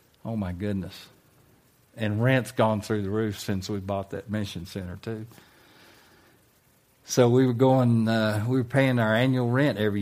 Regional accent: United States; moved away as an adult; also born or lived in Manila, Philippines; I was an American.

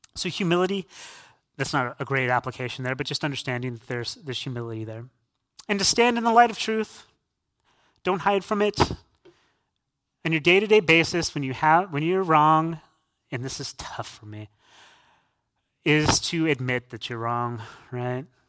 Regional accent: San Diego, California, United States; now in Canandaigua, United States; I'm born and raised in San Diego, California

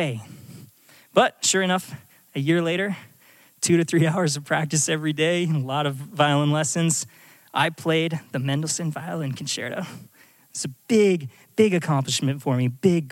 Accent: Alaska, United States; moved away as an adult; I'm from Alaska. I grew up in this tiny little town out in the middle of nowhere.

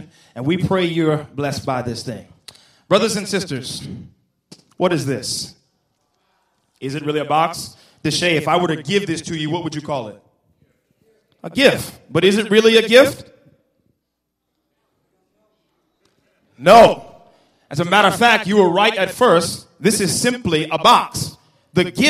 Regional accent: the South, United States; I come from the South

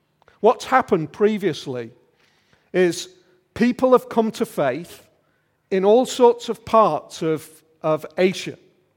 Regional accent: Liverpool, North West England, United Kingdom; now in Yorkshire, United Kingdom; It was a bit like that for us 23 years ago when we came over here from Liverpool, when we arrived in Yorkshire and it was all totally different.

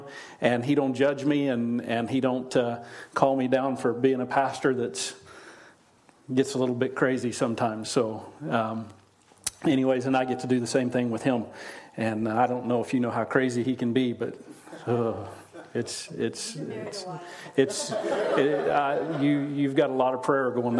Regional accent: Oklahoma, United States; moved away; I grew up in Oklahoma, so I never really saw irrigation, ditch irrigation, like they have here

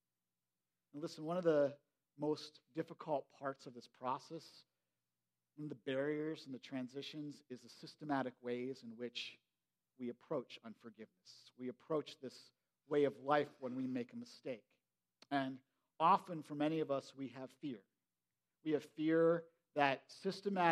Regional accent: United States; I grew up in Perry County, you know, and I grew up in this old farmhouse

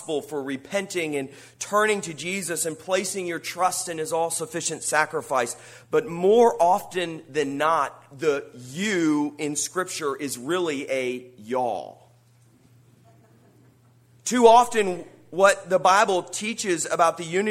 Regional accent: United States; an American who values freedom

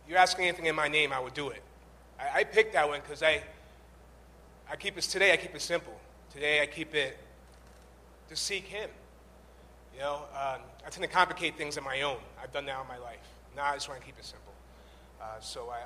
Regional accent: Chicopee, Massachusetts, United States; also born or lived in Boston; I'm from Western Massachusetts, from Chicopee

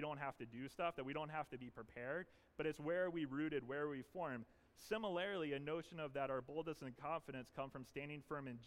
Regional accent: the South, United States; moved away; I grew up in the South, but also sometimes growing up in the South means you say things really funny

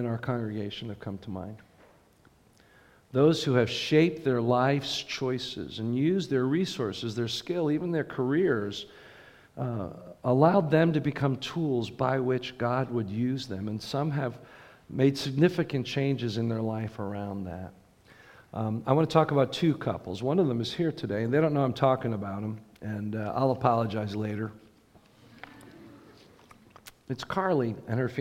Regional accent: United States; us as American Christians

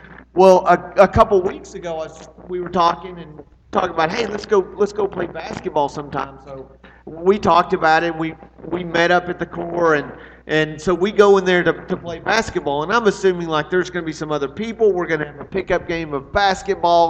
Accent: Arlington, United States; moved away; We are in Arlington, my hometown

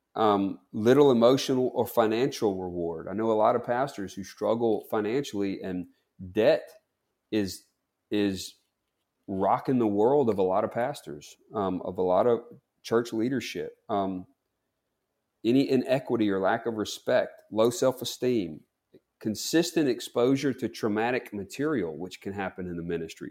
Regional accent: Bogue Chitto, Mississippi, United States; I'm from Bogachita, Mississippi

